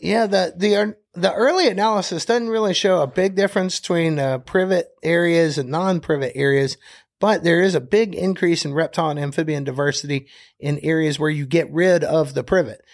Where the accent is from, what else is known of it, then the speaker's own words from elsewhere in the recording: Birmingham, Alabama, United States; moved away as an adult; now in Conecuh National Forest, United States; I'm from Birmingham, Alabama.